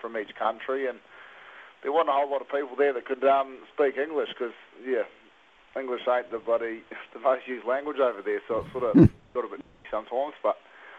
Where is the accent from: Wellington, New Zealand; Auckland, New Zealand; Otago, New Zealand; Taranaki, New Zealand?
Taranaki, New Zealand; now in King Country, New Zealand; I grew up in Taranaki, but I'm based 45 minutes out of Tamanui in the King Country. Down the end of a road on a 4,000-acre farm down here.